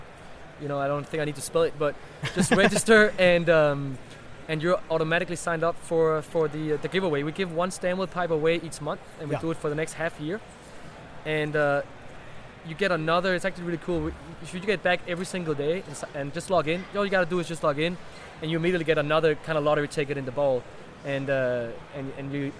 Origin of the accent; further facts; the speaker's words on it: Denmark; moved away as an adult; now in United States; I'm from Denmark originally and has been working here with Scandinavian Tobacco Group for 2 years now